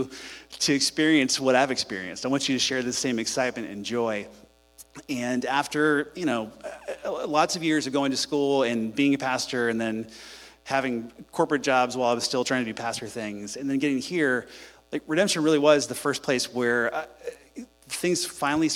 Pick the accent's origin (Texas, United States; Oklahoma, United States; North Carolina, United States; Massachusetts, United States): Texas, United States; Houston; I'm from Houston. I grew up here